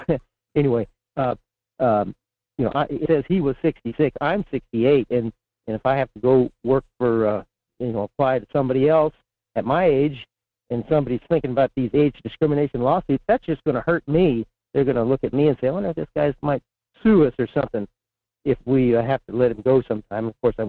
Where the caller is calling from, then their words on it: Fairbanks, Alaska, United States; in Fairbanks.